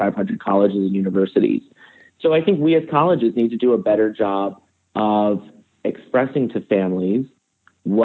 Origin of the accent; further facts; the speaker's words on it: Northeast, United States; I grew up in the Northeast and I went 100 miles away.